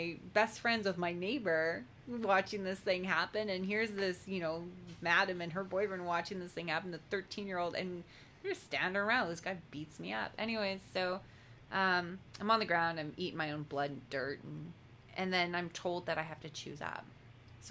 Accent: Langley, British Columbia, Canada; my hometown Langley

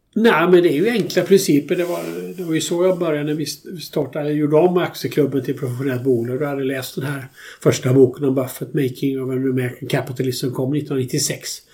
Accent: Alingsås, Västra Götaland, Sweden; also born or lived in United States; Jag växte upp i Alingsås

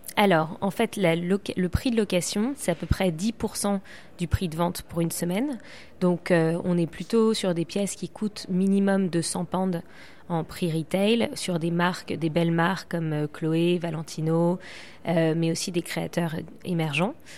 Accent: Paris, Île-de-France, France; now in London, United Kingdom; je suis plus à Londres qu'à Paris, mais je suis parisienne

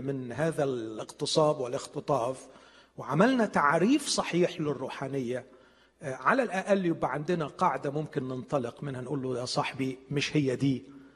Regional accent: Egypt; عندنا في مصر

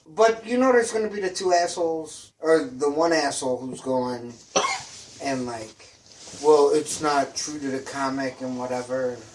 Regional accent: Philippines; Well, I'm Filipino, so I inherently like them

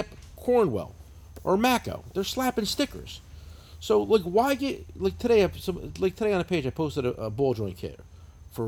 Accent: New Jersey, United States; I'm from New Jersey. This is how we talk

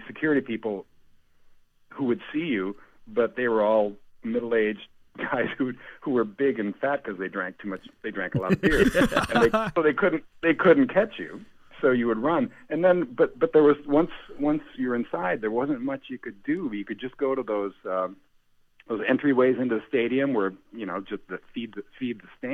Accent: Green Bay, Wisconsin, United States; I grew up in Green Bay, on the west side, maybe a mile and a quarter from Lambeau

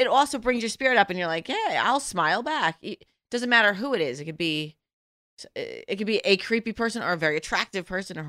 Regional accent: New York City, New York, United States; moved away as an adult; also born or lived in Los Angeles / Boston; now in Montana, United States; I'm from New York.

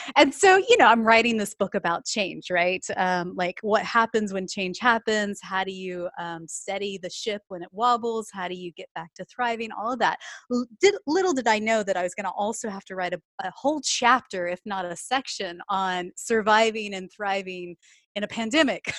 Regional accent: Texas, United States; moved away as an adult; now in United Kingdom; as you can tell from my accent, I'm from Texas originally, but I moved over to the U K in twenty fourteen

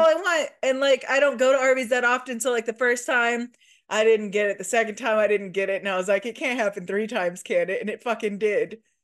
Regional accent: Midwest, United States; accent: slight Midwest; now in Louisville, United States; I think we both have a slight Midwest accent

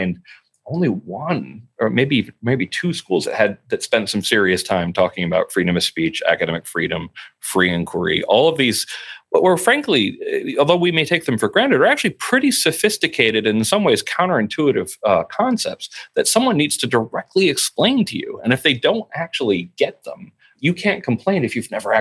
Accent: near Newtown, Connecticut, United States; I grew up in near Newtown, Connecticut

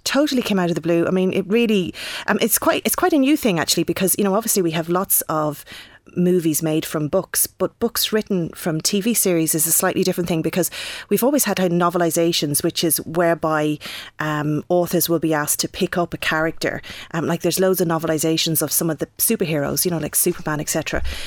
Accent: Wexford, Leinster, Ireland; I'm from Wexford

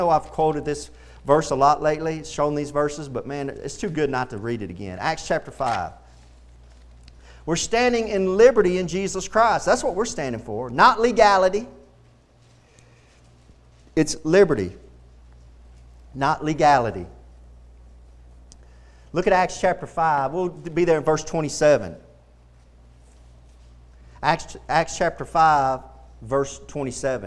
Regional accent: Texas, United States; I love being a Texan

